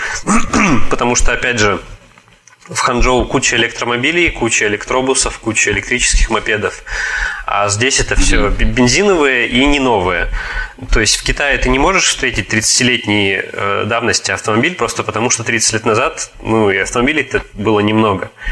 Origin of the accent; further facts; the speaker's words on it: Tomsk, Tomsk Oblast, Russia; moved away as an adult; also born or lived in Hangzhou, China; now in Kaliningrad Oblast, Russia; я из Сибири, я из Томска